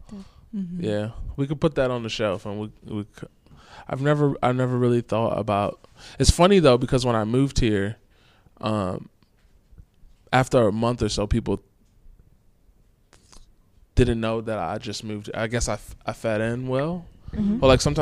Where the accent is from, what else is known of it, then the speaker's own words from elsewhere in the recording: Milwaukee, Wisconsin, United States; moved away as an adult; now in Los Angeles, United States; I'm from the Midwest, so I'm from Milwaukee. I've been in LA for